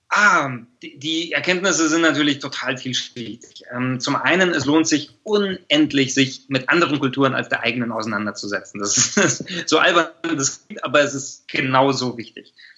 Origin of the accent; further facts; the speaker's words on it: Germany; als wir Deutschen